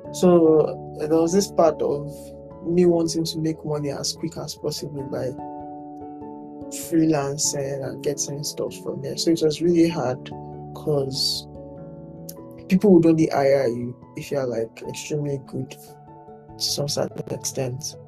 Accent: Lagos, Nigeria; I'm from Lagos State.

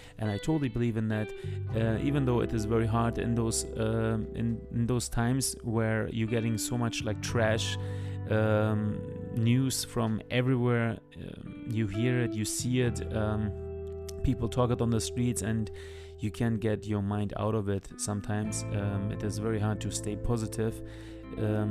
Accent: Turkey; English is a second language; moved away; also born or lived in Germany; I born in Germany, but I grew up later on in Turkey

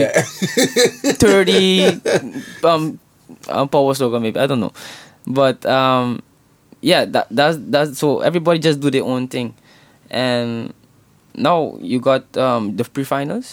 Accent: Aruba; moved away as an adult; now in Netherlands; I was born in Aruba.

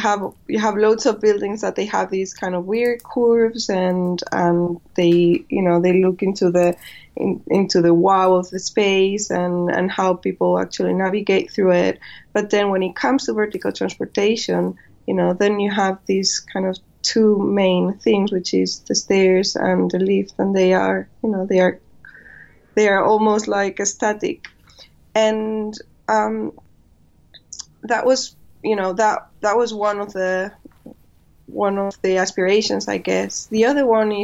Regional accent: Spain; moved away as an adult; also born or lived in Madrid / China; now in London, United Kingdom; I come from Spain.

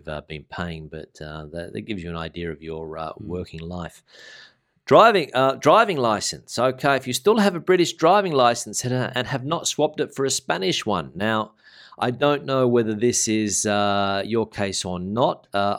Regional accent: Australia; now in Spain; To get mine, being an Australian, they don't let us drive here.

